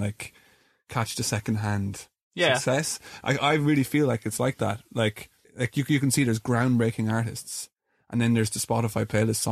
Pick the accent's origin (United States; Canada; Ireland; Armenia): Ireland; We're an Irish band